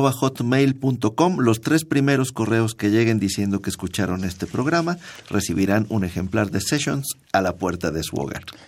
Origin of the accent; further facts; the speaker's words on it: Mérida, Yucatán, Mexico; moved away; en mi tierra, en Yucatán, en Mérida